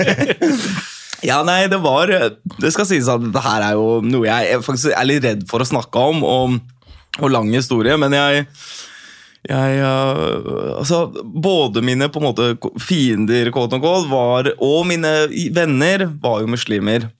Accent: Oslo, Norway; moved away as an adult; also born or lived in Bergen; jeg vokste opp eh, på Bøler, Oslo

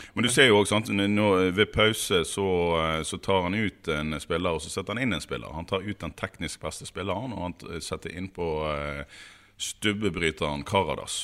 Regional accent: Western Norway, Vestland, Norway; Vi er jo vestlendinger og striler

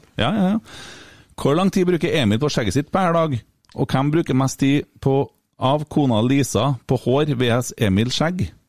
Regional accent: Fosen, Trøndelag, Norway; Jeg er fra Fosen

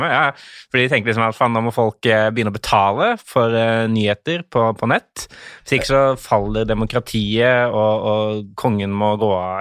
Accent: Mandal, Agder, Norway; accent: skarre-r; also born or lived in Tønsberg, Vestfold; Fordi jeg er jo født Jeg er fra Vestfold, Tønsberg. Og så flytta vi ganske kjapt til Mandal

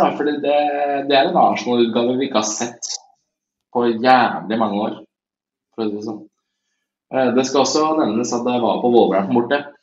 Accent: Tjøme, Vestfold, Norway; der jeg kommer fra på Tjøme

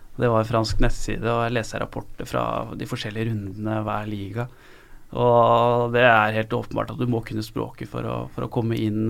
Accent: Lillestrøm, Akershus, Norway; moved away; also born or lived in Marseille; jeg er født og oppvokst i Lillestrøm, så har jeg også hatt et år i Marseille.

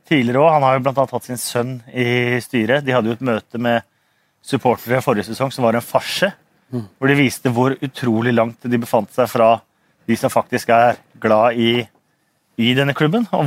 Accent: Norway; Unnskyld, unnskyld, jeg er fra Norge! Unnskyld!

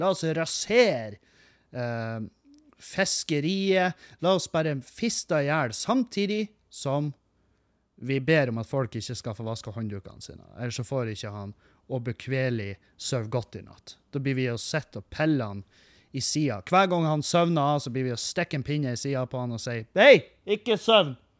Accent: Meløy, Nordland, Norway; moved away; Skatteetaten i Meløy, som var eh, i min heimkommune, der jeg kommer fra

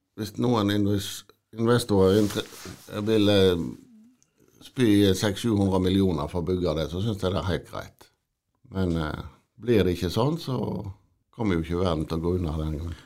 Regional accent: Odda, Vestland, Norway; Jeg er fra Odda

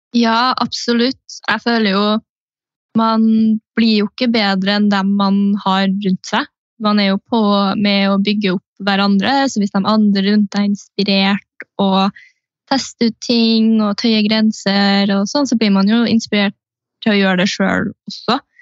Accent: Steinkjer, Trøndelag, Norway; now in Trondheim, Norway; jeg er fra Steinkjer

